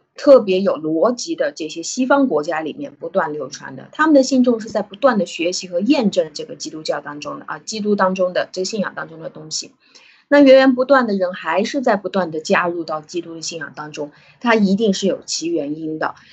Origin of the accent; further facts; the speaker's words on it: China; 我中国人